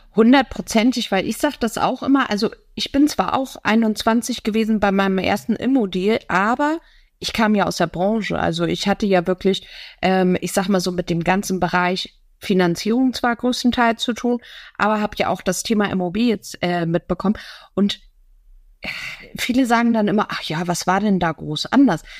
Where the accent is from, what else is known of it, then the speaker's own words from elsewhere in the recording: Hamburg, Germany; als Hamburger Dern